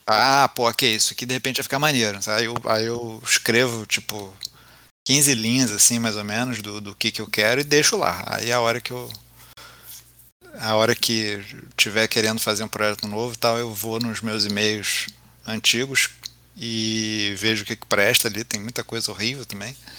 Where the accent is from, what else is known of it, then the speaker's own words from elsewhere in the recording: Rio de Janeiro, Brazil; sou carioca, vascaíno